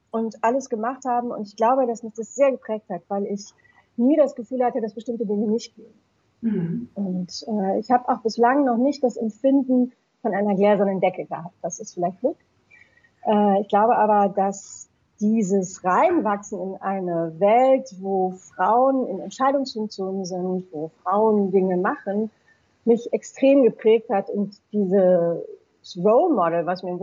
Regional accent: Essen, North Rhine-Westphalia, Germany; Meine Mutter ähm, ist Zontin geworden, als sie mich auf der Hüfte tragend in meiner Heimatstadt Essen äh, damals Zontins durch die Stadt geführt hat

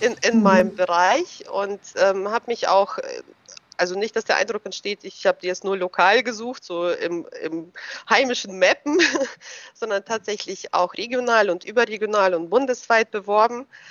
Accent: Germany; also born or lived in Russia; ich bin ähm, 81 in Russland geboren. Damals war es ja noch die ähm, Sowjetunion, aber auf dem Gebiet äh, des heutigen Russlands. Und ähm, wir sind 1991 hier nach Deutschland rübergekommen als ähm, ja, Deutschstämmige. Und gut. Da war ich zehn Jahre alt, bin natürlich hier zur Schule gegangen

